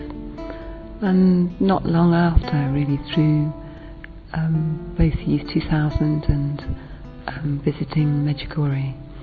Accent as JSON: {"language": "English", "region": "England", "country": "United Kingdom", "said": "I'm from England"}